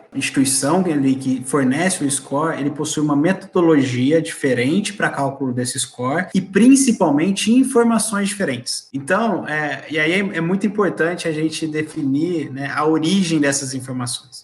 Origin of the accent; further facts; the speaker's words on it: Brazil; A nossa cultura como brasileiro